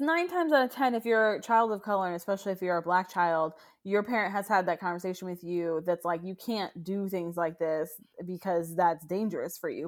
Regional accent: Pine Hills, Florida, United States; moved away; I'm from Pine Hills

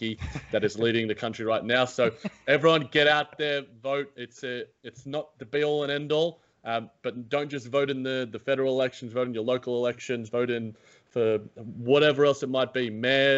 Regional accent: Australia; as an Australian citizen

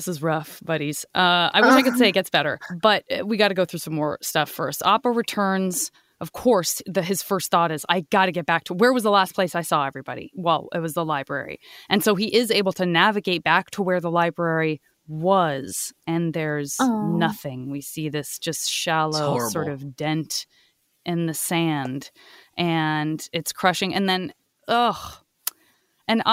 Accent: Arizona, United States; I'm from Arizona

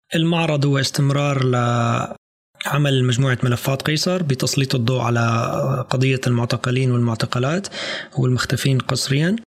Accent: Syria; نحن كسوريين او سوريات

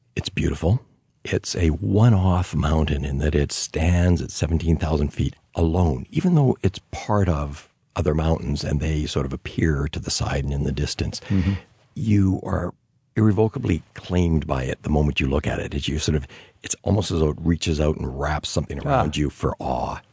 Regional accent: Canada; as a Canadian

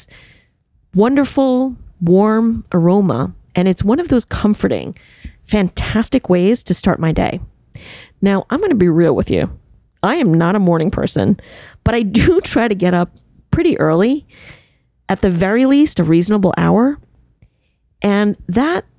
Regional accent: suburbs of New York City, United States; English is a second language; I grew up in one of the suburbs of New York City

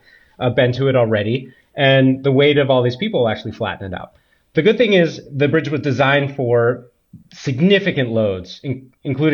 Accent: Berkeley, California, United States; also born or lived in San Francisco; I grew up in Berkeley, and well, between Berkeley and San Francisco

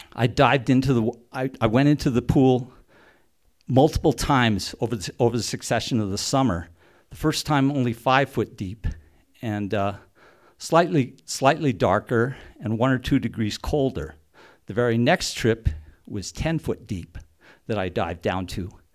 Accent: Silverton, Colorado, United States; Growing up in Silverton, when I was a teenager

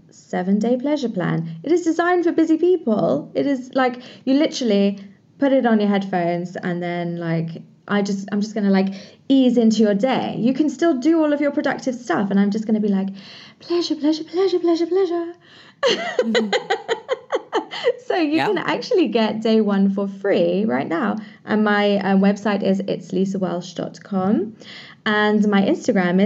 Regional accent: England, United Kingdom; I'm from England

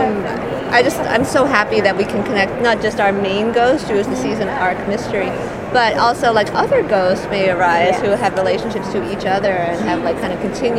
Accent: Maine, United States; I grew up in Maine

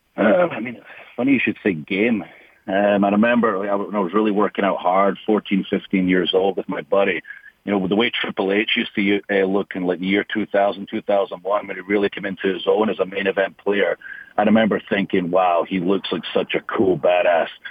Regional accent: Scotland, United Kingdom; moved away; growing up in Scotland and the sacrifices my family had to make

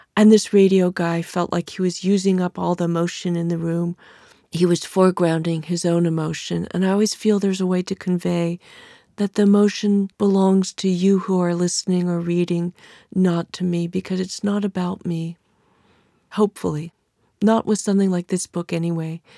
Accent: California, United States; accent: California; my female California voice

